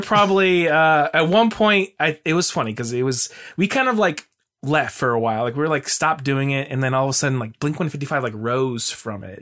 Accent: Mesa, Arizona, United States; now in Portland, United States; I grew up in Arizona in Mesa

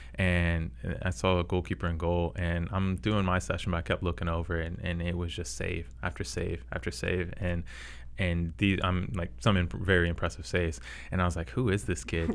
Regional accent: Charlotte, North Carolina, United States; I am from Charlotte

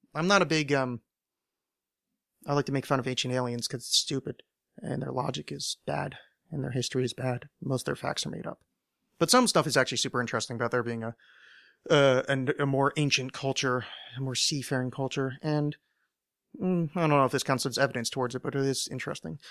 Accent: United States; I'm American

